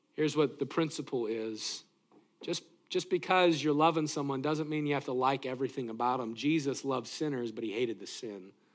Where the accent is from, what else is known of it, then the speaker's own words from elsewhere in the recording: Greeley, Colorado, United States; moved away; also born or lived in Tacoma, Washington; growing up in Greeley, Colorado